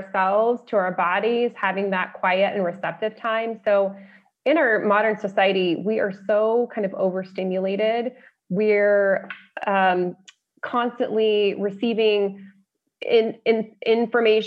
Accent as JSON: {"language": "English", "region": "Colorado", "country": "United States", "also_born_or_lived": "Las Vegas / California", "said": "I'm from Colorado, so there are a lot of those kinds of roads in Colorado."}